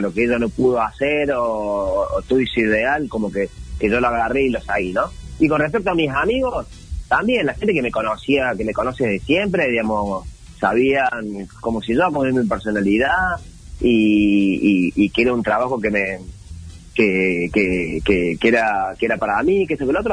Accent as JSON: {"language": "Spanish", "region": "Córdoba", "country": "Argentina", "moved": "yes", "lives_now": "Buenos Aires, Argentina", "said": "soy cordobés, pero vivo acá en Capital Federal, en pleno centro, eh, en Barrio Monserrat"}